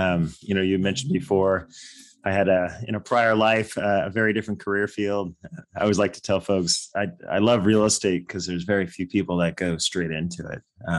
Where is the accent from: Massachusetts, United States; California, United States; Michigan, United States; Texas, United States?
California, United States; growing up in California, just outside of San Francisco.